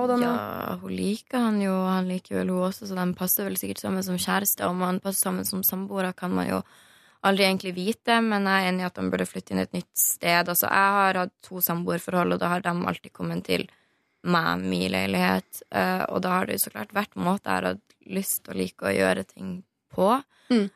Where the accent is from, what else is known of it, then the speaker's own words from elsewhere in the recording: Northern Norway, Norway; jeg er fra Nord-Norge